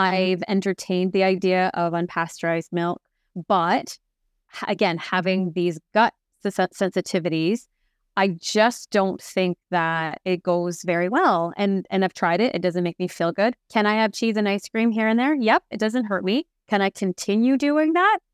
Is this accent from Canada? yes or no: yes; Canada; I'm French Canadian